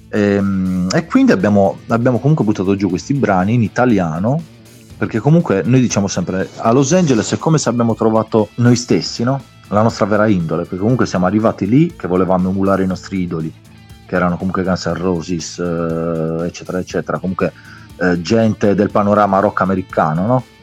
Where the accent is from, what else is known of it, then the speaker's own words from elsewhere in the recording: Sardinia, Italy; io sono sardo, i ragazzi sono campani, quindi siamo lontani anche